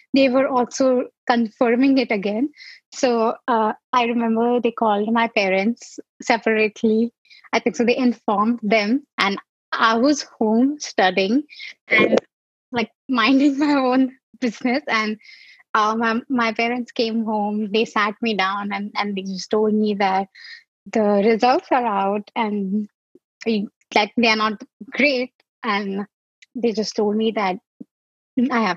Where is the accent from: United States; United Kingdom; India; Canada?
India; Mumbai, Maharashtra; moved away; I am originally from Mumbai, India.